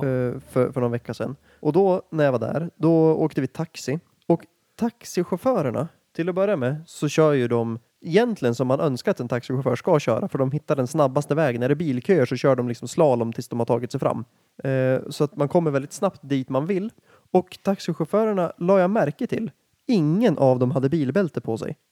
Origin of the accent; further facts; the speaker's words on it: Härnösand, Västernorrland County, Sweden; jag är ju från Härnösand